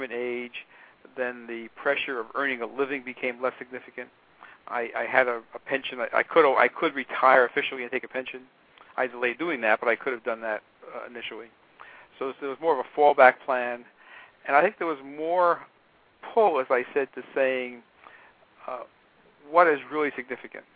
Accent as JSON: {"language": "English", "country": "United States", "said": "I'm an American."}